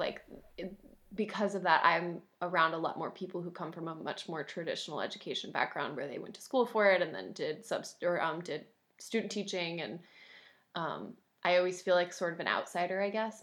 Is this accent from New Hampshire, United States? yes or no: yes; Concord, New Hampshire, United States; moved away as an adult; also born or lived in North Carolina; Saint Paul's School in Concord, New Hampshire, um, my hometown